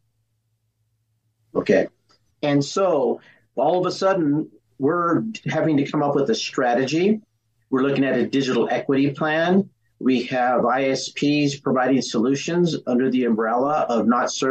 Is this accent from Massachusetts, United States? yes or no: no; Pueblo, Colorado, United States; I'm from Southern Colorado. I'm from Pueblo.